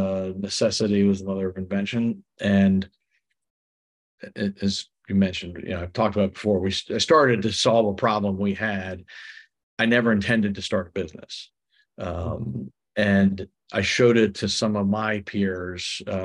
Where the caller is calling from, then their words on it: Seattle, Washington, United States; I'm in Seattle, my summer place.